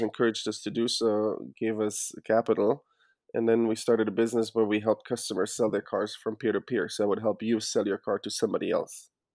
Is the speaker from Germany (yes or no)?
yes; Germany; moved away as an adult; now in United States; As you can hear, I'm, I'm actually not from the U S originally. I was born and raised in Germany